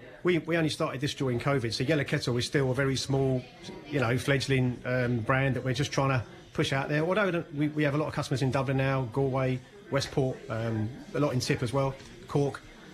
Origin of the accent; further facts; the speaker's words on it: London, United Kingdom; moved away as an adult; now in Ireland; I've got 36 years experience in the coffee industry, and 20 of those in Ireland. I'm originally from London